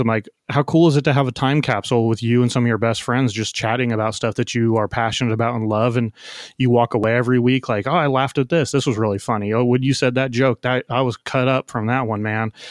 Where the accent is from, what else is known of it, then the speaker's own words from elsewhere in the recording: San Diego, California, United States; I'm from San Diego, love the city